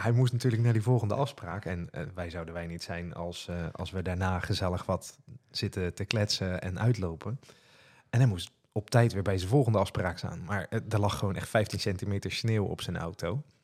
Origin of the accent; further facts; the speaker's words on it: Rotterdam, South Holland, Netherlands; accent: Rotterdam; Maar ik ben en blijf toch echt een Rotterdammert. Dus als ik dan enthousiast wordt, dan hoor je dat mijn accent gewoon naar voren komt.